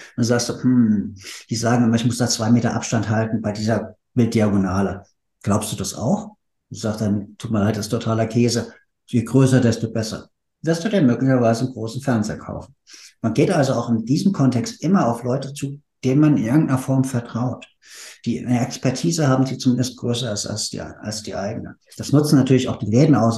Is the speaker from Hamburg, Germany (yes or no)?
no; Frankfurt, Hesse, Germany; now in Berlin, Germany; ich komme aus der Frankfurter Ecke.